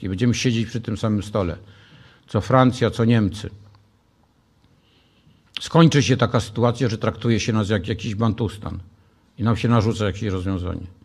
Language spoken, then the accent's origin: Polish; Warsaw, Masovian Voivodeship, Poland